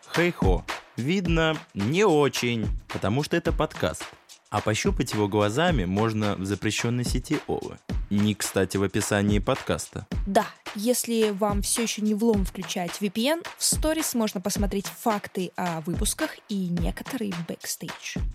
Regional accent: Tolyatti, Samara Oblast, Russia; moved away; Я сама э, родом из провинциального города, а, область Самарская

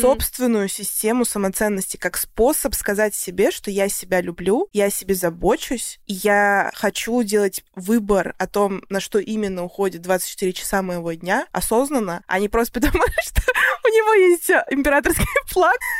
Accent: Russia; now in United States; я из России

